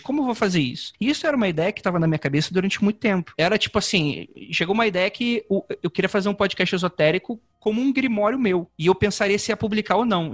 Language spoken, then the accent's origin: Portuguese; Rio de Janeiro, Brazil; moved away as an adult; now in São Paulo, Brazil